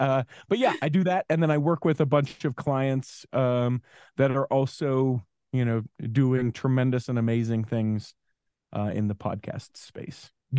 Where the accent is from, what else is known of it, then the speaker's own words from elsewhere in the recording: Utah, United States; Born and raised in Utah.